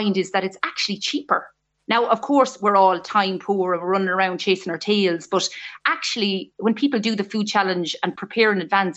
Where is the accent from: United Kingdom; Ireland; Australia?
Ireland; Midlands; I grew up in the Midlands and we ate from the garden.